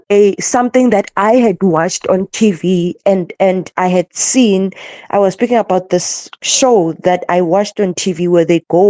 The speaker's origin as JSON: {"language": "English", "country": "South Africa", "said": "as a South African living in this country"}